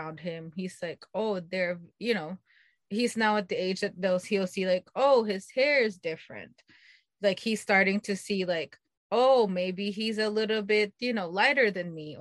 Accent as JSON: {"language": "English", "country": "Philippines", "tie": "born or raised there", "moved": "yes", "said": "growing up, I grew up in the Philippines"}